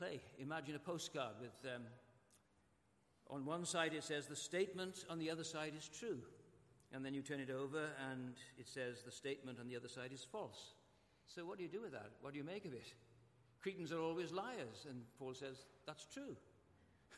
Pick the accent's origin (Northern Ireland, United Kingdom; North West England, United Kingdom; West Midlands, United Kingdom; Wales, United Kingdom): Wales, United Kingdom; Welsh; I'm Welsh